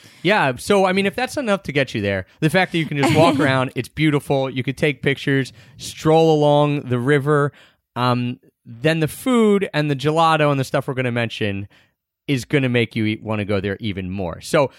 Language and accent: English; Philadelphia, Pennsylvania, United States